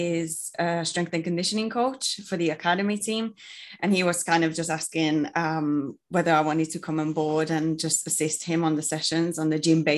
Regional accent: Hungary; moved away as an adult; now in United Kingdom; I'm from Hungary and I moved to the UK to do a bachelor's in food development and innovation

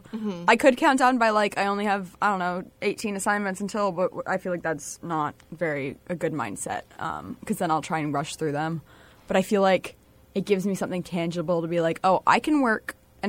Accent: Rhode Island, United States; I'm a first-year psychology major with an education and math minor. I'm from Rhode Island.

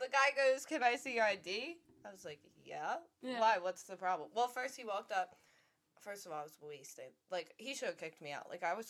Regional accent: Cinnaminson, New Jersey, United States; also born or lived in Philadelphia, Pennsylvania; when I came in here in fourth grade, and when I came from Philly

